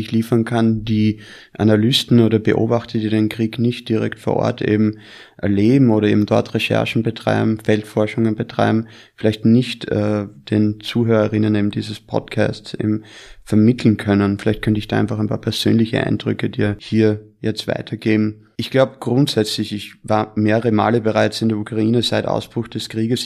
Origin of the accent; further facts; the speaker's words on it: Austria; moved away; also born or lived in United States; bin gebürtiger Österreicher, habe aber die Hälfte meines Lebens in den Vereinigten Staaten verbracht